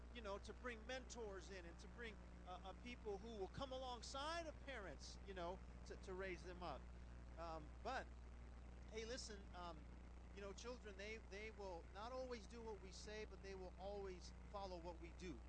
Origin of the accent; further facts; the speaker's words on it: Las Vegas, Nevada, United States; I'm from Las Vegas